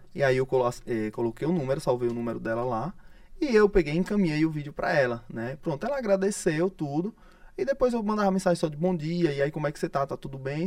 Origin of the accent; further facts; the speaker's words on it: Arauá, Sergipe, Brazil; now in Aracaju, Brazil; Na verdade, eu nasci em Arauá, né? Sou de Arauá, cidade próxima, próxima distância ali, Umbaúba.